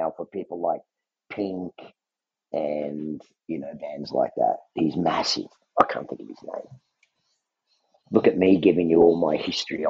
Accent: Naperville, Illinois, United States; I'm from Naperville, Illinois.

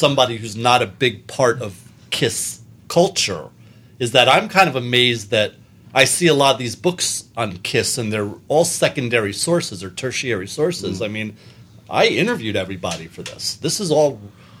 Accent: New York City, New York, United States; I'm a New Yorker.

